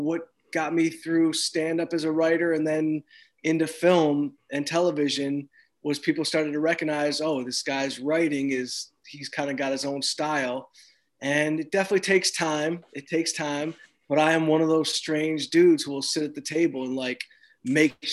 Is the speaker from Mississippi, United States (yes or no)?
no; outside Detroit, Michigan, United States; moved away as an adult; also born or lived in Los Angeles; I grew up outside Detroit